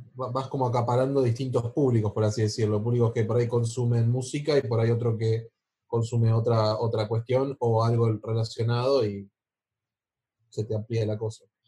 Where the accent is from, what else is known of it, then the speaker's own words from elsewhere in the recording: Belén de Escobar, Buenos Aires Province, Argentina; moved away; Yo soy de Escobar, para los que no entienden, de Belén de Escobar